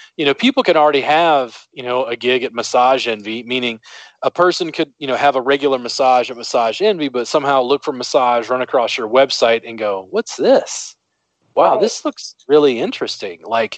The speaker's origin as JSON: {"language": "English", "region": "the South", "country": "United States", "lives_now": "Austin, United States", "said": "I'm a Southerner"}